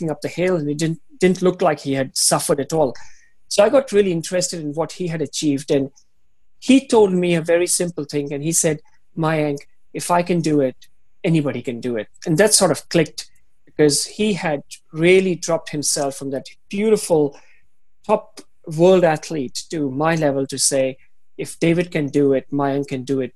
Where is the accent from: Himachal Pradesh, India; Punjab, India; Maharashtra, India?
Himachal Pradesh, India; moved away as an adult; also born or lived in Beijing, China; now in Hong Kong; I go to my hometown, my province up in the hills in Himachal.